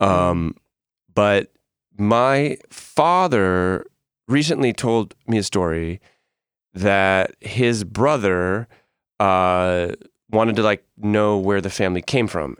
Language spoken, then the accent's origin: English; Northeast, United States; moved away; also born or lived in New York; I'm from the Northeast